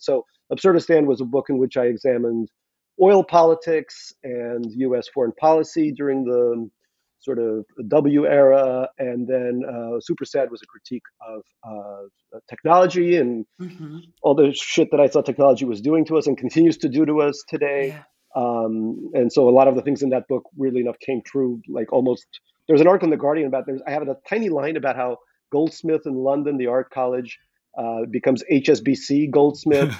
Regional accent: Saint Petersburg, Russia; moved away; I went to a restaurant in, in, Petersburg, my hometown

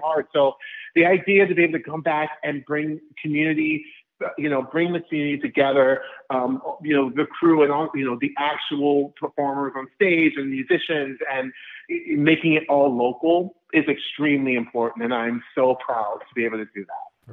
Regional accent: Orlando, Florida, United States; My hometown of Orlando, Florida

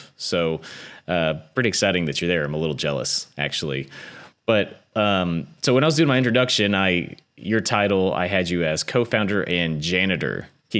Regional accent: Texas, United States; It's my home state, so.

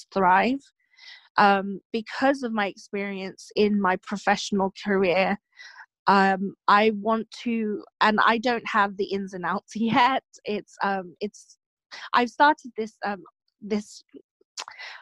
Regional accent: Philippines; now in England; I was born and raised in the Philippines.

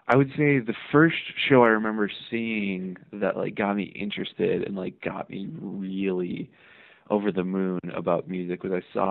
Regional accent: Hammond, Indiana, United States; I grew up, I'm originally from Northwest Indiana, a city called Hammond

